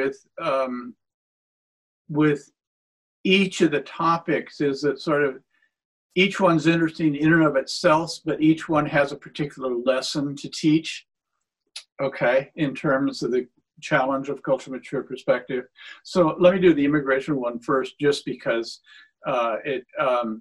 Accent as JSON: {"language": "English", "region": "Washington", "country": "United States", "said": "I come from Washington State, where immigration has been almost entirely a positive force."}